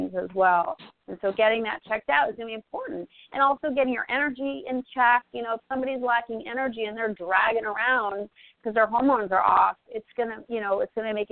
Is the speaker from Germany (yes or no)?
no; Northeast, United States; I grew up in the Northeast